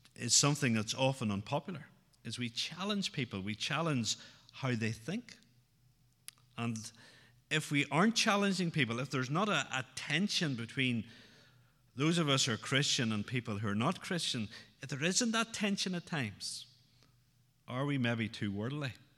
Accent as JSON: {"language": "English", "area": "outside Newry", "region": "Northern Ireland", "country": "United Kingdom", "tie": "born or raised there", "said": "Growing up outside Newry, uh, the troubles were very much part of my life growing up"}